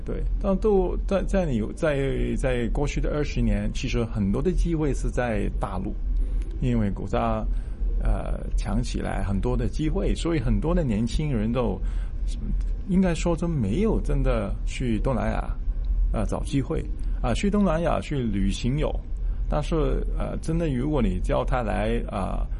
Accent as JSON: {"language": "Chinese", "country": "Hong Kong", "tie": "born or raised there", "said": "我这长大，就算香港"}